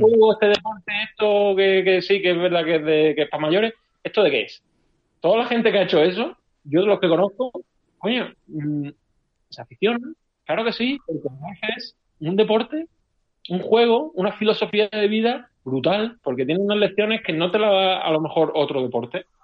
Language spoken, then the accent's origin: Spanish; Málaga, Andalusia, Spain; siendo español y siendo malagueño